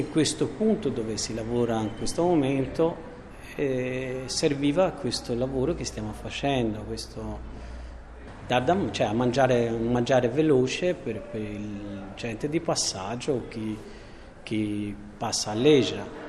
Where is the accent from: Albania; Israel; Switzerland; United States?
Albania; moved away as an adult; also born or lived in Siena, Italy; siamo venuti in Albania, siamo sposati in una chiesa del mio paese